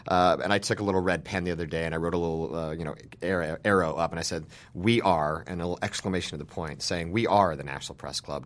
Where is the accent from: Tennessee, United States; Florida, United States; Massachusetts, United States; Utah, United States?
Utah, United States; Salina; now in Washington, United States; I started working for my hometown newspaper when I was, like, twelve or thirteen years old. I'm from a small town in Utah